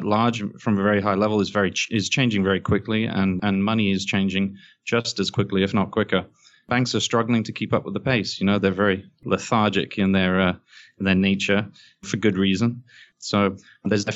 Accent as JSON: {"language": "English", "region": "England", "country": "United Kingdom", "moved": "as an adult", "lives_now": "New York, United States", "said": "I'm English, as you can probably hear, but I live here in New York for the last 7-8 years"}